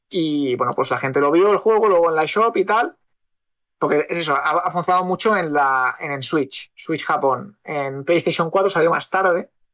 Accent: Spain; somos españoles

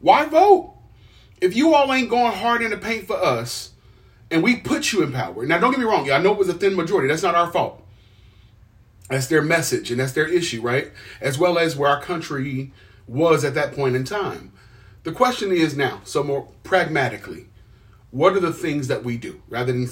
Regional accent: Ohio, United States; that's my home state

